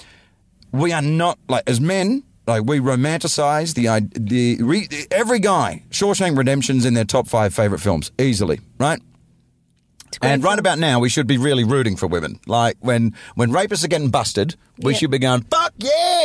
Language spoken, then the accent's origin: English; Australia; I grew up in Australia in the 80s in a coastal city